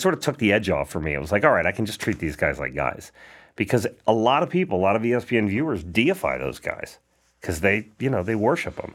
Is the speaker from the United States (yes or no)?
yes; Perrysburg, Ohio, United States; moved away; also born or lived in Atlanta; From Perrysburg, Ohio